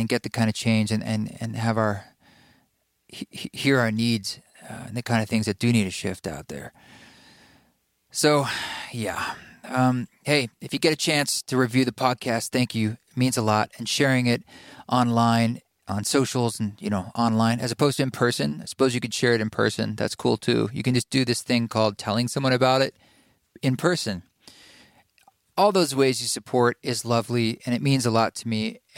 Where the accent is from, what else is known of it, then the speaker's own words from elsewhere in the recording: Portland, Oregon, United States; moved away; my hometown of Portland, Oregon